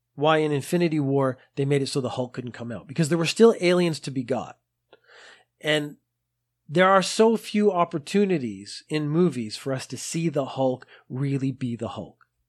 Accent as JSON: {"language": "English", "country": "Canada", "moved": "as an adult", "lives_now": "Japan", "said": "Now I am Canadian, so I have studied French. I studied French in school"}